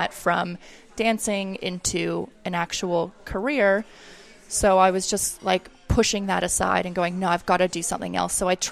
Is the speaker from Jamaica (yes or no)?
no; Oakville, Ontario, Canada; moved away as an adult; also born or lived in New Zealand; now in Australia; I grew up in Toronto, or just outside of Toronto in Oakville.